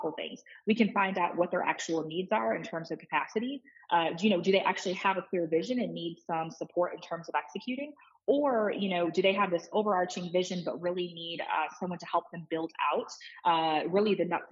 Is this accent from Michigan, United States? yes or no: yes; Detroit, Michigan, United States; moved away as an adult; I'm from Detroit. Obviously, I live in Detroit. My office is in Detroit. And so we do a lot of work with, tens of districts across the city. And so it's a pleasure and an honor to work in my hometown here